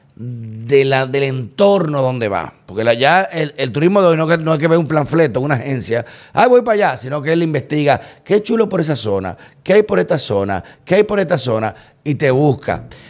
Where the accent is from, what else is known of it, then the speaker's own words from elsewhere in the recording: Dominican Republic; yo como dominicano